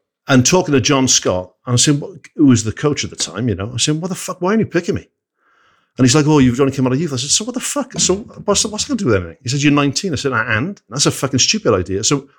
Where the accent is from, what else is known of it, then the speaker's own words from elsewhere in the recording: Barry, Wales, United Kingdom; because I was a working class kid who called a cunt a cunt, and I was from Barry.